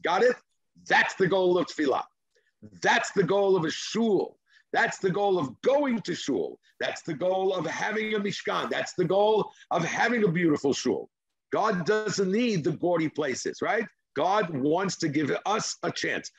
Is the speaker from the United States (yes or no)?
no; Israel; English is a second language; That's my Israeli background